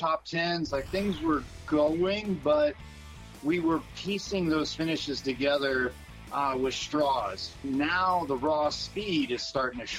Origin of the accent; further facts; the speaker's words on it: West Coast, United States; when I was growing up on the West Coast